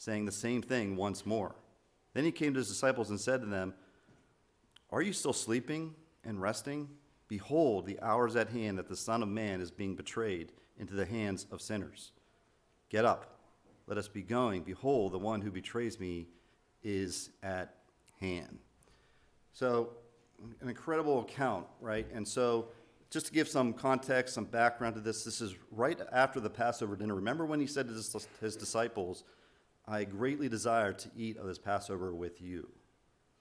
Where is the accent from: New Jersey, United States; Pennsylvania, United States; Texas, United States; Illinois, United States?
Pennsylvania, United States; moved away; I'm from Pennsylvania